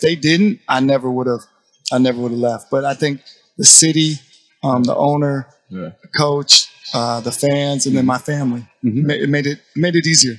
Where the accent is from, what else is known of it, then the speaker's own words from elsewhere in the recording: Portland, Oregon, United States; now in Dallas, United States; I'm from Portland, so I obviously grew up right behind the shadows of Nike